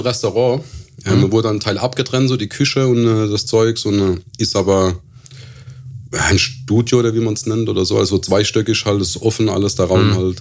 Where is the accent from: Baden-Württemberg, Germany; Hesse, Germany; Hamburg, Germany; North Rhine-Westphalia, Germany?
Baden-Württemberg, Germany; Ketsch; also born or lived in Lampertheim; Ich bin aus Ketch, das ist ein, auch ein Suburb von Mannheim, also südlich von Mannheims erste Kaff, Ketch